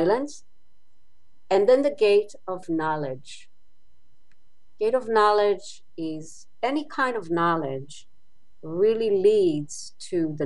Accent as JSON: {"language": "English", "country": "Israel", "tie": "born or raised there", "moved": "yes", "said": "I grew up in Israel."}